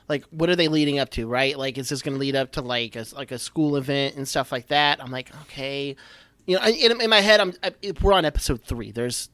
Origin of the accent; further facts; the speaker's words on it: a small town in Texas, United States; I'm from a small town. I'm from a small town in Texas.